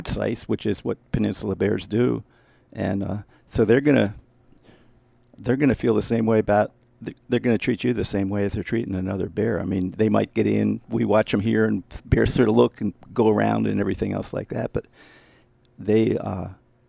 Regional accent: East Coast, United States; moved away; I'm from the East Coast

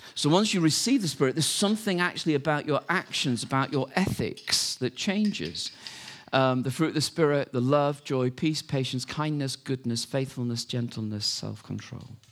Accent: United Kingdom; we're British

